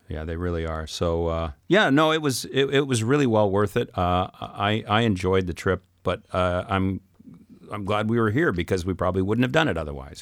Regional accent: Saskatchewan, Canada; I'm from Saskatchewan

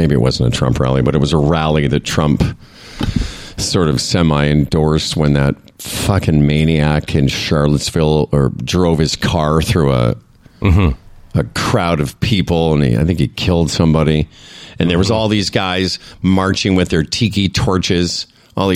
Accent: Moose Jaw, Saskatchewan, Canada; I'm from Moose Jaw, Saskatchewan

